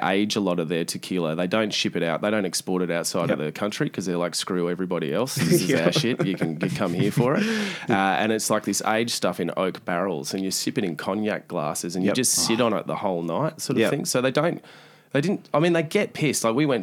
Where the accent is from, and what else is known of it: Australia